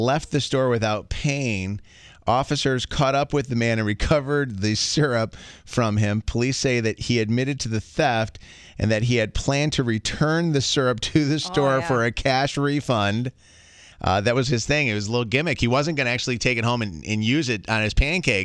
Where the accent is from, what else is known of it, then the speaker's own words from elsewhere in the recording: Chicago, Illinois, United States; we grew up in Chicago